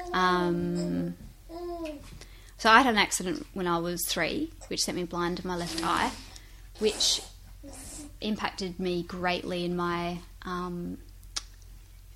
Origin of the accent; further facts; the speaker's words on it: Strathalbyn, South Australia, Australia; me growing up in Strathalbyn, in a small country town